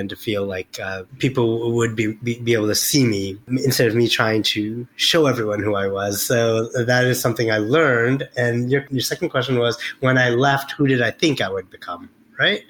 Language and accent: English; Albany, New York, United States; we grew up in Albany, the capital.